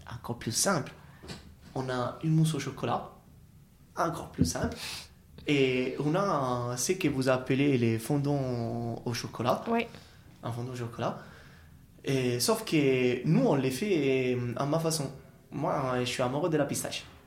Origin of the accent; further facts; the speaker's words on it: Italy; French is a second language; now in France; on a des fruits ou des légumes qu'on a chez nous en Italie et qu'on a la tradition d'utiliser